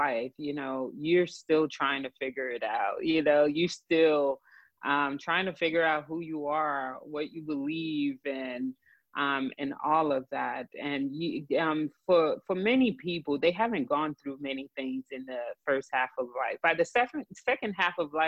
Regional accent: New Jersey, United States; accent: Haitian and Jersey accent mixed together; also born or lived in Haiti; now in Texas, United States; Was born in Haiti, grew up in New Jersey

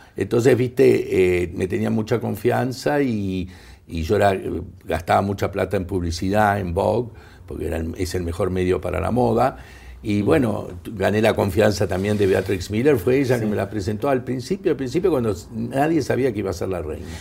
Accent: Argentina; moved away; siendo ciudadano argentino, no residente, pero argentino

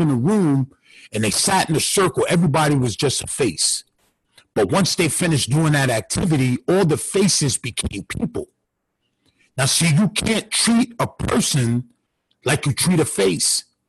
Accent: Westchester, New York, United States; it's a town, uh, Westchester is called. It's about, it's about 30 minutes outside of um, the city, New York City

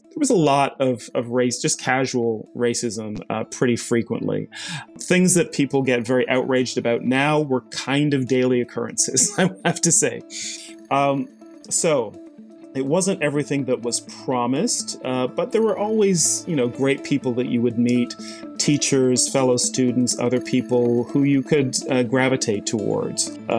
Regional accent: Barbados; also born or lived in England; now in Canada; I was born in England, spent the first 4 years of my life there, then went to Barbados

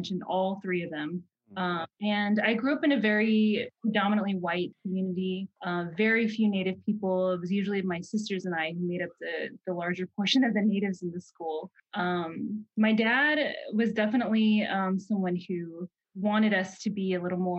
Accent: Norman, Oklahoma, United States; moved away as an adult; also born or lived in Arizona / California; growing up in Norman, it was a little isolating

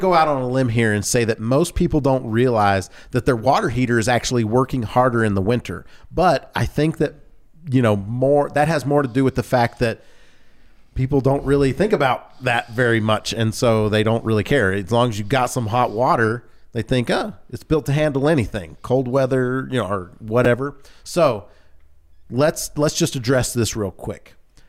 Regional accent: the South, United States; I grew up in the South, and when we moved to, I don't remember if it was Georgia or in Louisiana, but there was a Mayfield Dairy Company.

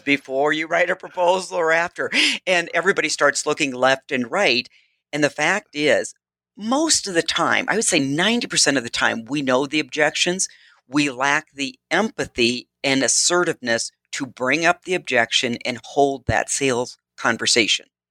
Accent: Midwest, United States; I am from the Midwest

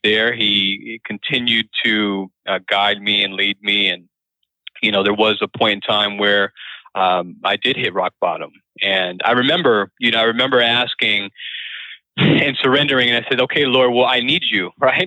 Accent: Springfield, Massachusetts, United States; moved away as an adult; also born or lived in Arizona / Winston-Salem, North Carolina; I was born in Arizona, raised in Springfield, Massachusetts

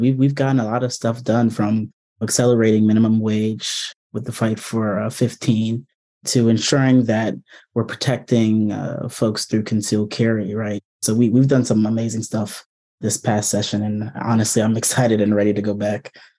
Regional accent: Prince George's County, Maryland, United States; I grew up here in Prince George's County, Maryland

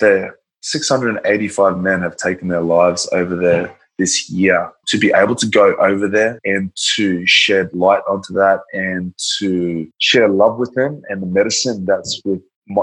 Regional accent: Australia; also born or lived in Brisbane / Gold Coast / Tonga (ancestry); that's Tongan from Australia. I'm an Australian from Tongan descent.

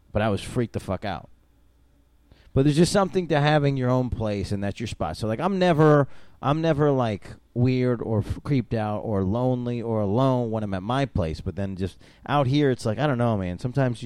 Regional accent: Syracuse, New York, United States; also born or lived in Albany, New York; So I'm from upstate New York. I was born in Albany. I was raised in Syracuse.

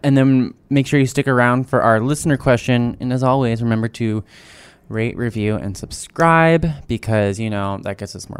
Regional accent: New Jersey, United States; I'm from New Jersey.

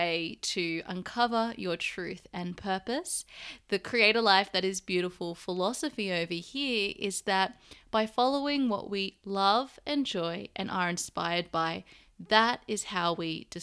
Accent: Sydney, New South Wales, Australia; moved away; I'm currently staying in Sydney, Australia, my hometown.

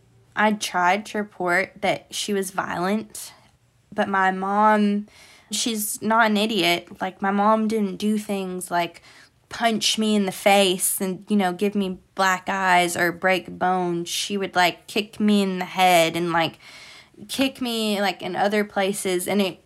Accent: Illinois, United States; born there; I was born in Illinois, but that's the only time I've ever been to Illinois.

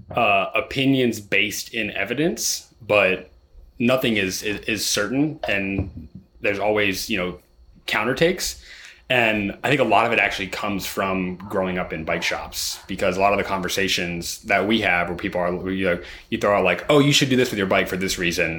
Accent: Ohio, United States; growing up in Ohio

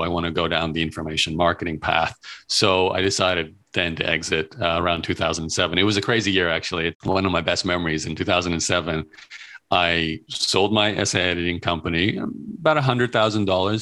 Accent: Brisbane, Queensland, Australia; moved away as an adult; also born or lived in Melbourne / Toronto; born and raised in Australia, in Brisbane, Australia

